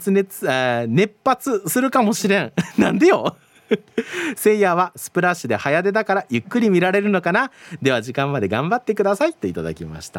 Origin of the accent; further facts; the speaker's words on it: Chiba, Japan; also born or lived in Okinawa?; …の生まれ育った沖縄 VS 我が地元の千葉